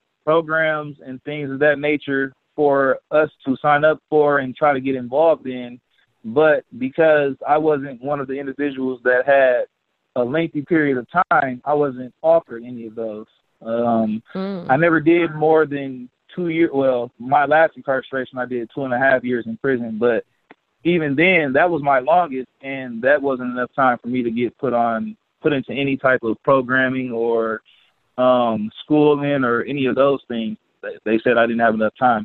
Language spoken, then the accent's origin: English; Milwaukee, Wisconsin, United States; I was born and raised in Milwaukee, Wisconsin.